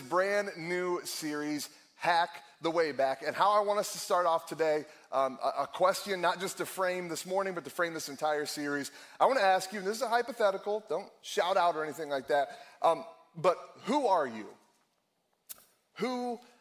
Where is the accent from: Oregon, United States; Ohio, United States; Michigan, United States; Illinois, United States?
Ohio, United States; Akron; also born or lived in Cleveland, Ohio; I born and raised in Akron, Ohio, lived in Cleveland for a little while